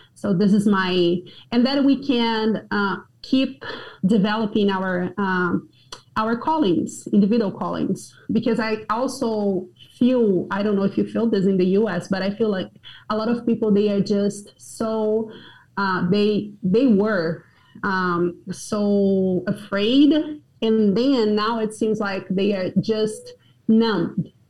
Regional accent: Brazil; moved away as an adult; also born or lived in Johnson City, Tennessee, United States; now in Brasília, Brazil; I did a lot of good prayer time while I was driving around my hometown

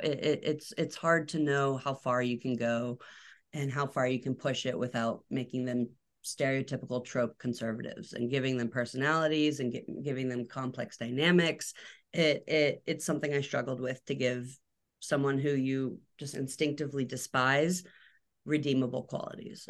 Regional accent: Atlanta, Georgia, United States; also born or lived in Alabama; Atlanta, Georgia, which is not a small town

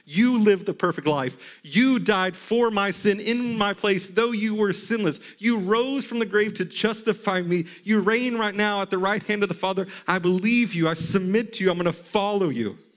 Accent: the South, United States; I default to Christianity because I grew up in the South.

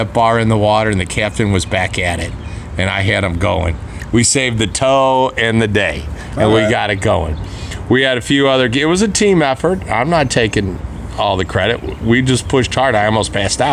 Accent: St. Louis, Missouri, United States; St. Louis, all of us, pretty much.

